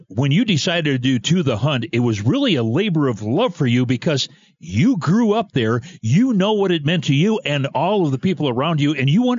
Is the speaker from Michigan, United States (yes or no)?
yes; Michigan, United States; I was born and raised in Michigan.